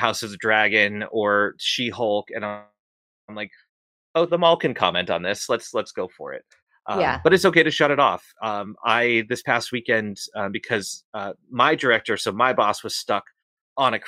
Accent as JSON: {"language": "English", "town": "Boston", "region": "Massachusetts", "country": "United States", "said": "I'm from Boston"}